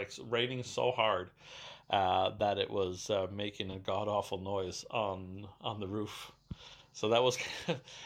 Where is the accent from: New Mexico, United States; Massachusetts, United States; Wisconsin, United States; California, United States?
Wisconsin, United States; Racine; in my hometown of Racine, Wisconsin